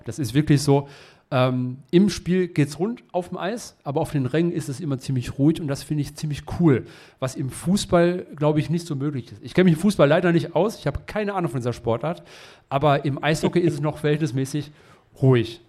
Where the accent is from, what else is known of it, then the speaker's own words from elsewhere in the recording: Essen, North Rhine-Westphalia, Germany; ich komme aus Essen